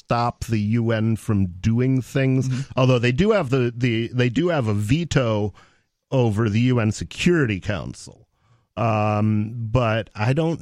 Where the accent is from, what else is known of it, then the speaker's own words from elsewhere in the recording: United States; as an American